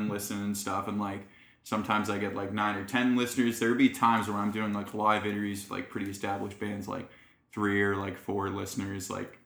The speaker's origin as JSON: {"language": "English", "town": "Alliston", "region": "Ontario", "country": "Canada", "tie": "born or raised there", "also_born_or_lived": "St. Catharines", "said": "I grew up in Alliston, which is about like an hour north of here"}